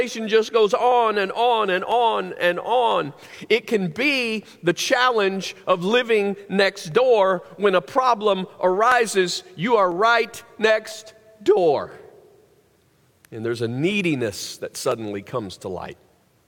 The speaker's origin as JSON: {"language": "English", "region": "the South", "country": "United States", "tie": "born or raised there", "said": "growing up in the South"}